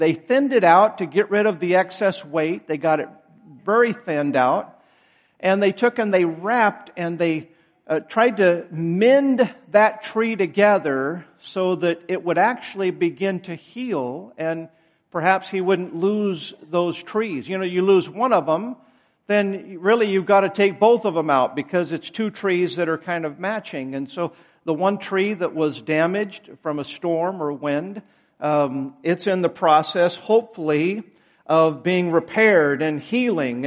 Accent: United States; I'm still proud to be an American

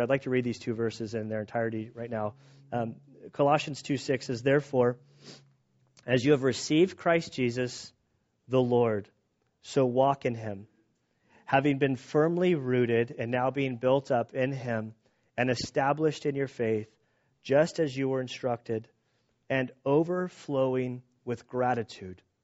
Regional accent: San Diego, California, United States; we're from San Diego

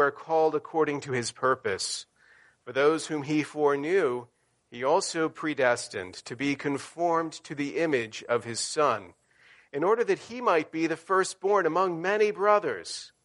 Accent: the South, United States; moved away; when I grew up in the South

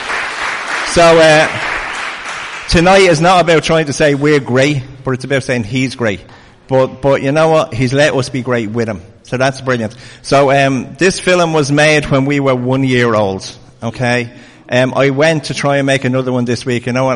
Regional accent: Ireland; As Irish people

